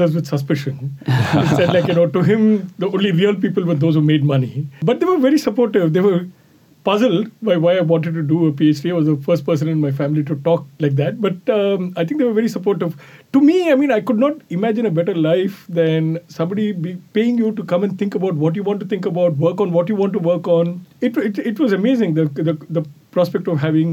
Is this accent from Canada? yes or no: no; India; moved away as an adult; also born or lived in Rochester, United States; now in New York City, United States; I originally come from India, where I grew up and did my undergrad and MBA degrees